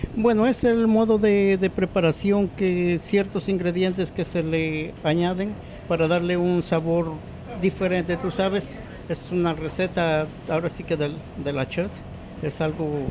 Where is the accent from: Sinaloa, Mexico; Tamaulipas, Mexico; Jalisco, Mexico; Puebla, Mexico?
Puebla, Mexico; now in United States; yo soy de Puebla, México